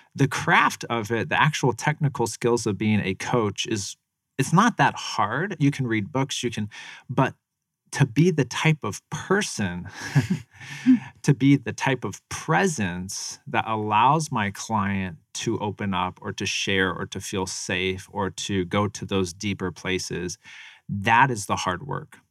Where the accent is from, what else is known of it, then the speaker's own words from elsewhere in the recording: Tempe, Arizona, United States; also born or lived in Phoenix, Arizona; I lived kind of in South Phoenix for a little bit, and then I moved over here, um, about a mile from Mac Six